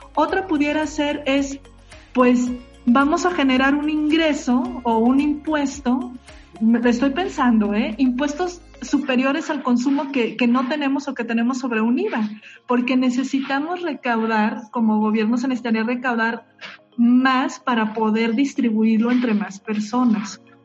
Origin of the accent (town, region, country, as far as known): Mexico